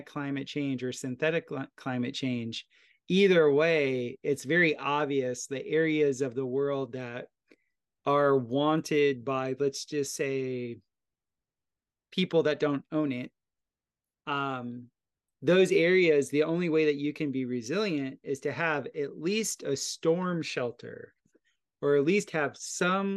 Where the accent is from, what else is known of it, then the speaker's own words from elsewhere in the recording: Florida, United States; moved away; also born or lived in Costa Rica; where I grew up in Florida, there's lots of hurricanes.